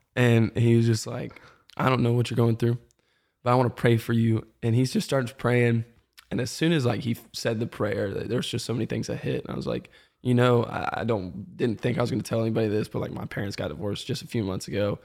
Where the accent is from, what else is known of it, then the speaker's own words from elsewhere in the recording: Marietta, Georgia, United States; also born or lived in Birmingham, Alabama; moved to the, like, Metro Atlanta area up in Kennesaw, Marietta